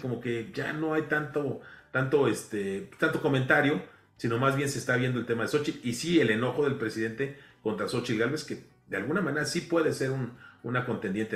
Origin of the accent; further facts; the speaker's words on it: Mexico; aquí todos somos mexicanos